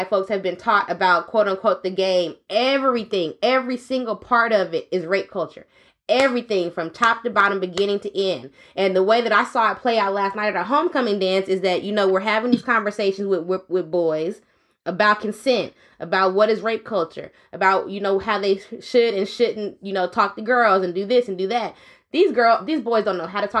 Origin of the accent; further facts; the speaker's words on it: the Bay Area, California, United States; I'm from the Bay